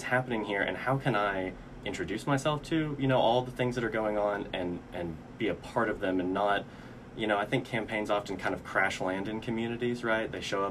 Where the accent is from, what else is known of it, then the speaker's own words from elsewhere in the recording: Fayetteville, Arkansas, United States; also born or lived in Springdale, Arkansas; and I grew up in Fayetteville. I went to school in Fayetteville. My parents were divorced when I was young, and my dad and I actually lived with my great-grandparents over in Springdale, just off by the water park.